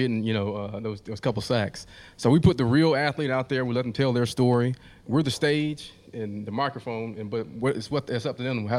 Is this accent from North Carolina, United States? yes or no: yes; Garner, North Carolina, United States; I grew up in Garner, North Carolina.